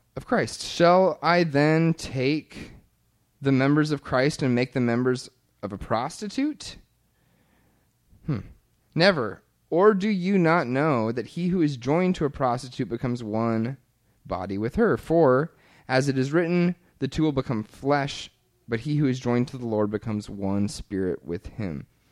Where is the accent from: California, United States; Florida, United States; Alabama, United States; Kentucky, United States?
Kentucky, United States; moved away; my home church growing up in Kentucky